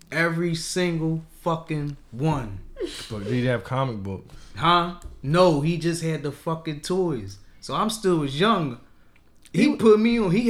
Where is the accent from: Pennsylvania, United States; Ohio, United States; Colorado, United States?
Pennsylvania, United States; Philadelphia; I'm from West Philly.